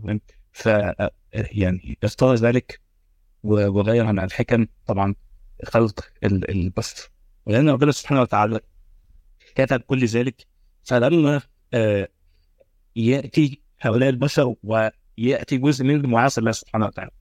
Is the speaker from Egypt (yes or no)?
yes; Egypt; عندنا في مصر